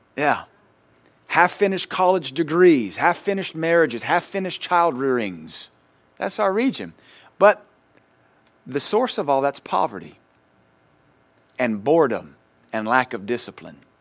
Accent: United States; we're American

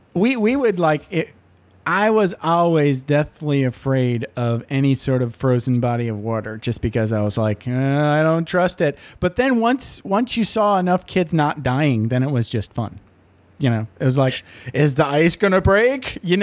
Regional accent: Menominee, Michigan, United States; I grew up in Menominee, Michigan, so I get it.

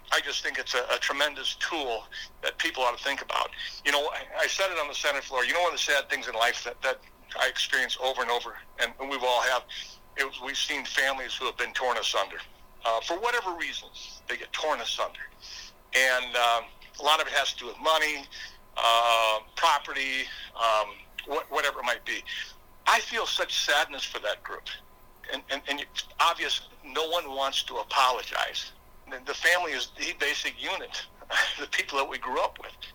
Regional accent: Brookings, South Dakota, United States; I am from Brookings, South Dakota

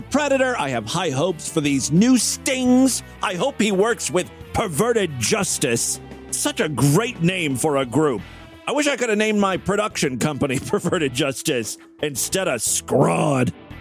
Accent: Ashtabula, Ohio, United States; moved away; my hometown of Ashtabula, Ohio

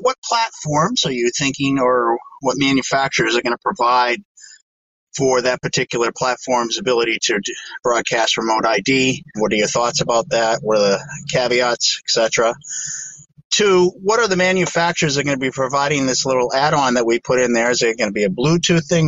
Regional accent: Maine, United States; now in Massachusetts, United States; from Maine. Actually, I'm not from Maine anymore. I'm living in Massachusetts

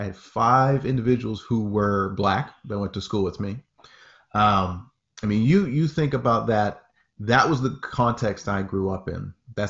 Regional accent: Presque Isle, Maine, United States; I am from Presque Isle, Maine, small little town, about 9,000 people roughly, in Aroostook County, Maine. For all my Mainers out there, most folks know Aroostook County, most folks know Presque Isle. We're talking 10 minutes from the Canadian border. That's where I grew up.

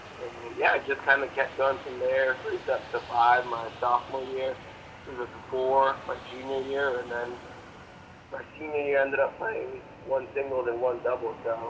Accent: Marietta, Georgia, United States; also born or lived in Colombia / Cuba / Australia / Singapore; so I was born in Colombia and then moved to Cuba at a really young age, and then from there moved to Australia, from there moved to Singapore, from there back to Colombia, and then ended up in Marietta, Georgia when I was 11 or 12.

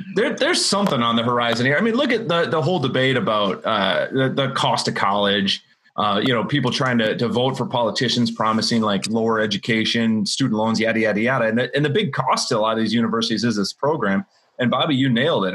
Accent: Wisconsin, United States; I grew up in Wisconsin, go Badgers.

